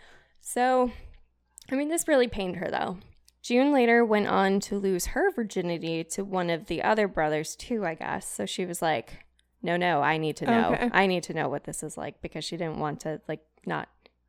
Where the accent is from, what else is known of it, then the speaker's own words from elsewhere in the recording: Wales, United Kingdom; should I do it in a British accent because I'm from Wales?